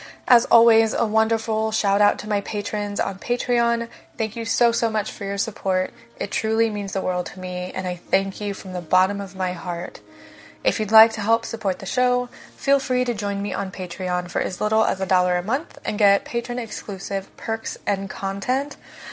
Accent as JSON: {"language": "English", "region": "Ohio", "country": "United States", "tie": "born or raised there", "lives_now": "Florida, United States", "said": "I also live in Florida. I grew up in Ohio, and I'm very accustomed to seasons"}